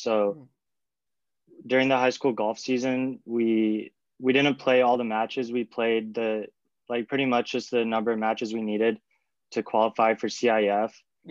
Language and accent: English; San Diego, California, United States; I'm from San Diego, born and raised.